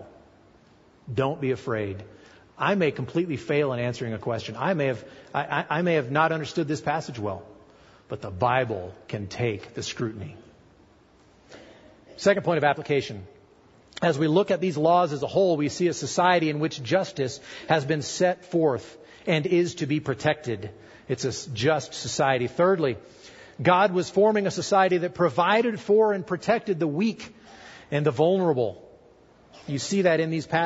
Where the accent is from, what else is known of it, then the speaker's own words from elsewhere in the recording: United States; I'm an American too.